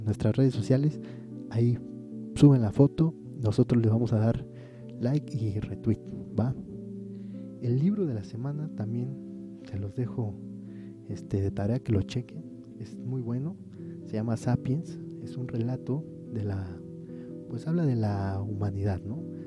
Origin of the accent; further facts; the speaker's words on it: Mexico; el orgullo de sentirse mexicano